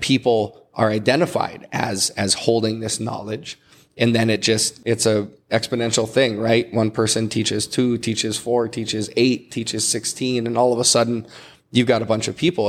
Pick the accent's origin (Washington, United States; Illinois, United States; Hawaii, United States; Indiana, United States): Hawaii, United States; as a Hawaiian